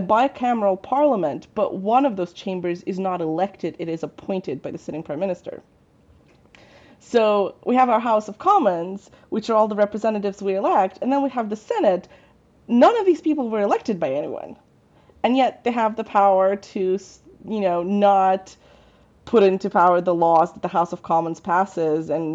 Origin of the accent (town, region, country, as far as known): Russia